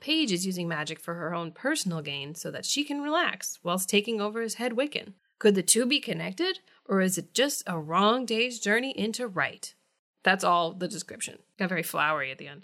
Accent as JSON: {"language": "English", "region": "Midwest", "country": "United States", "tie": "born or raised there", "moved": "yes", "said": "where I grew up in the Midwest"}